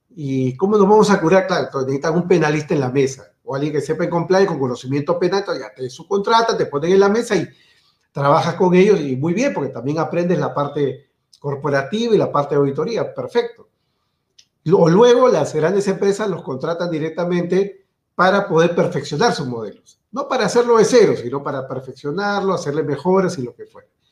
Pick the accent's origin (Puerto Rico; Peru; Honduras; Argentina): Peru